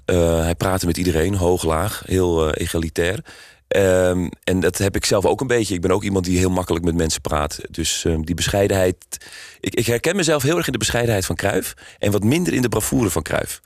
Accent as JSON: {"language": "Dutch", "town": "Amsterdam", "region": "North Holland", "country": "Netherlands", "tie": "born or raised there", "said": "ik kom zelf uit Amsterdam, geboren en getogen."}